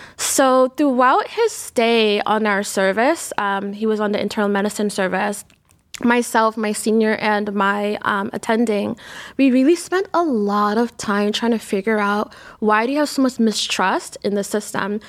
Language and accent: English; New York, United States; now in Cleveland, United States; I grew up in New York